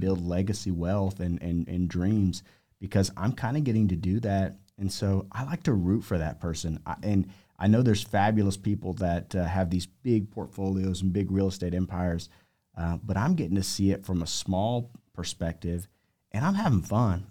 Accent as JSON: {"language": "English", "town": "Amarillo", "region": "Texas", "country": "United States", "tie": "born or raised there", "also_born_or_lived": "Lubbock, Texas / Southern California / Vail, Colorado / Aspen, Colorado", "moved": "as an adult", "said": "I grew up in Amarillo"}